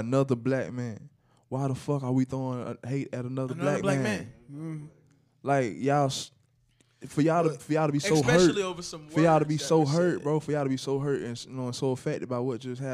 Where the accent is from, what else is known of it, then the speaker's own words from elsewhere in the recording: Florida, United States; I'm from Florida